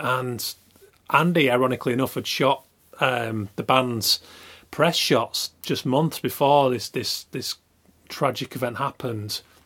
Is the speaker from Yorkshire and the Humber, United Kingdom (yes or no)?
yes; Yorkshire and the Humber, United Kingdom; now in London, United Kingdom; from West Yorkshire, so a very small working class mill town.